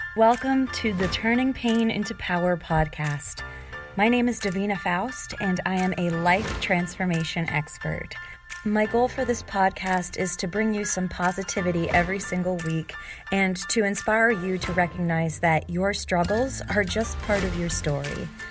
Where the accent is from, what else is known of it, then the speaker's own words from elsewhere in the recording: Pennsylvania, United States; moved away as an adult; now in New York City, United States; my hometown life in Pennsylvania